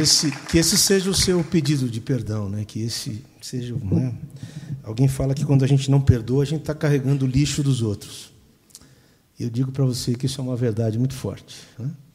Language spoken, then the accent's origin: Portuguese; Brazil; Sou brasileiro